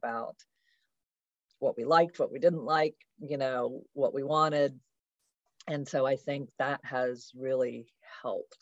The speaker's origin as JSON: {"language": "English", "country": "United States", "said": "I'm an American"}